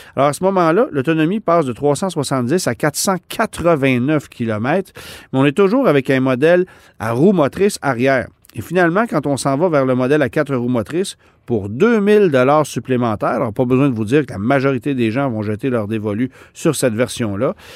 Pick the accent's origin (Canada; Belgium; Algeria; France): Canada; chez nous au Canada